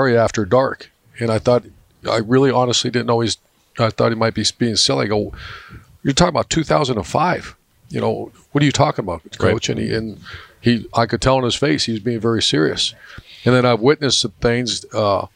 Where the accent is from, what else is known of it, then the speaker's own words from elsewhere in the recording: Northeast Ohio, United States; moved away; I grew up in Northeast Ohio